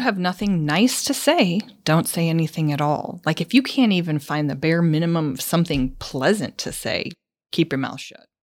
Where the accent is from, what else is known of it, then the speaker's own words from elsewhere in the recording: Minnesota, United States; moved away; growing up in Minnesota